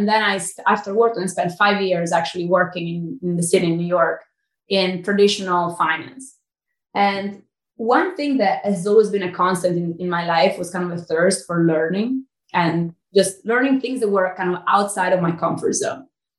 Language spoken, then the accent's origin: English; Milan, Lombardy, Italy; accent: Italian; English is a second language; moved away as an adult; now in United States; I was actually born and raised in Italy.